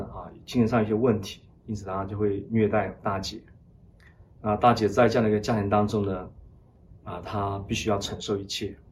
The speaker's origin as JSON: {"language": "Chinese", "town": "Lashio", "region": "Shan State", "country": "Myanmar", "tie": "born or raised there", "said": "我小时候出生在缅北，那旭，他是滇缅公路的终点站。我小的时候呢，父母离异，啊，因此呢，我母亲呢，一人独立抚养我们三姐弟长大"}